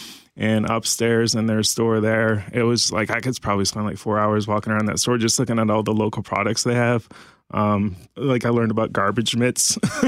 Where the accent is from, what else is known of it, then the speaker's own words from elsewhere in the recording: Tampa, Florida, United States; also born or lived in Ontario, Canada; And I was born in Ontario, but I've lived most of my life in Florida.